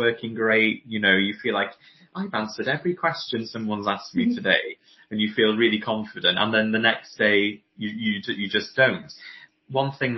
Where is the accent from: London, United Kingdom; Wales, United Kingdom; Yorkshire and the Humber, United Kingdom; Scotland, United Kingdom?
Wales, United Kingdom; Anglesey, North; now in Bridgend, United Kingdom; I'm originally from Anglesey in North Wales, currently living in Bridgend at the moment, down in South Wales